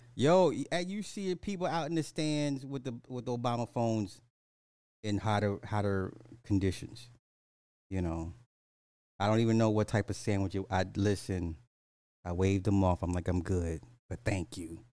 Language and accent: English; United States; I'm an American.